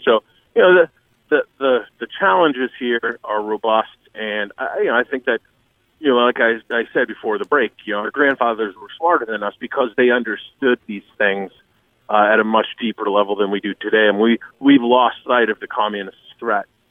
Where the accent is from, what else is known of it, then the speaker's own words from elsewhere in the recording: Boston, Massachusetts, United States; I grew up in Boston around the time of, you know, Whitey Bulger and the Winter Hill Gang